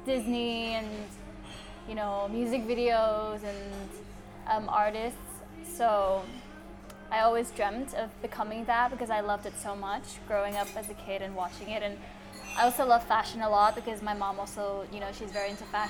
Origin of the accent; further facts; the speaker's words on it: Bangkok, Thailand; I was born and raised in Bangkok